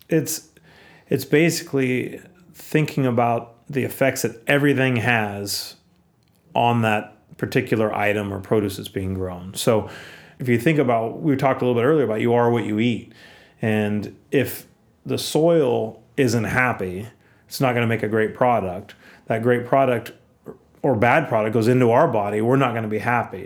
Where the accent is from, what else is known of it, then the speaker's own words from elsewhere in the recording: Aptos, California, United States; I grew up in Aptos, which is a small town in Santa Cruz County